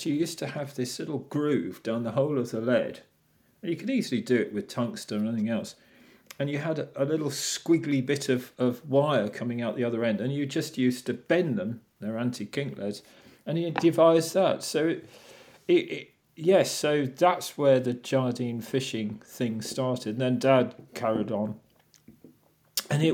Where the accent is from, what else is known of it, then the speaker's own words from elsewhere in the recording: Whitstable, South East England, United Kingdom; I grew up in Whitstable